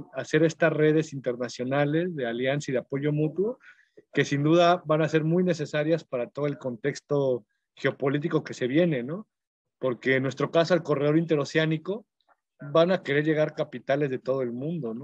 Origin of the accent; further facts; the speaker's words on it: Mexico; nos toca a todas las personas como mexicanos